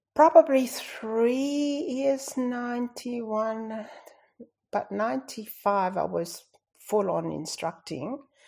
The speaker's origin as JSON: {"language": "English", "country": "Tonga", "tie": "born or raised there", "first_language": "Tongan", "second_language": "English", "moved": "as an adult", "lives_now": "Australia", "said": "growing up in Tonga, it's tough."}